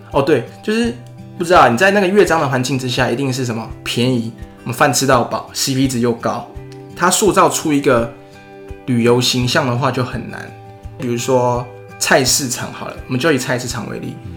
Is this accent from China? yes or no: no; Taiwan; 我们台湾人的 口味